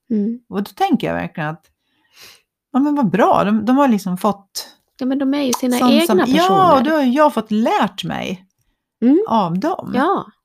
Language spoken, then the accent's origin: Swedish; Borlänge, Dalarna County, Sweden; Eller, nej, men jag är ju från Borlänge.